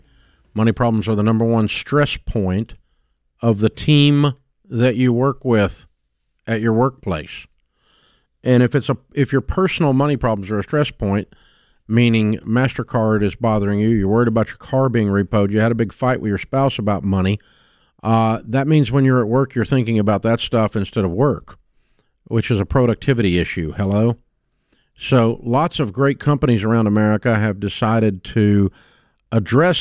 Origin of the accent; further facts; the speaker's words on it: Nashville, Tennessee, United States; I grew up in Nashville